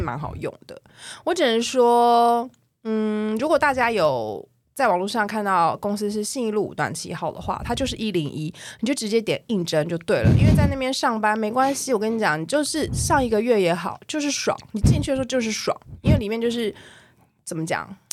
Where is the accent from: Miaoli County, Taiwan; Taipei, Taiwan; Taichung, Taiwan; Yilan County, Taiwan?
Taipei, Taiwan; 我是台北人